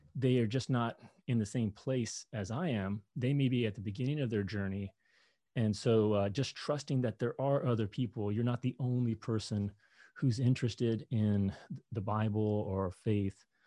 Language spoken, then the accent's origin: English; Kentucky, United States; moved away; I grew up in Kentucky